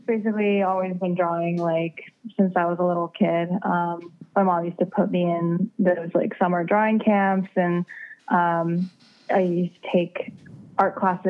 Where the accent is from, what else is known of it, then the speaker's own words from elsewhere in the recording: South Korea; I loved, reading, you know, manga comics, like growing up in Korea. And, I would always like, go back to Korea in the summers